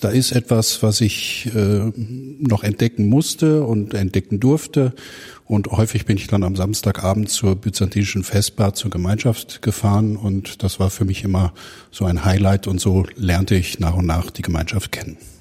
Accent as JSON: {"language": "German", "town": "Herne", "region": "North Rhine-Westphalia", "country": "Germany", "tie": "born or raised there", "lives_now": "Uedem, Germany", "said": "Gebürtig komme ich aus Herne im Ruhrgebiet"}